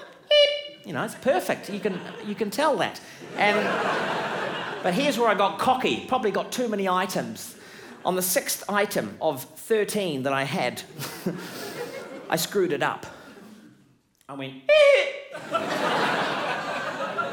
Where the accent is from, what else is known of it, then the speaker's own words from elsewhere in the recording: New Zealand; I'm from New Zealand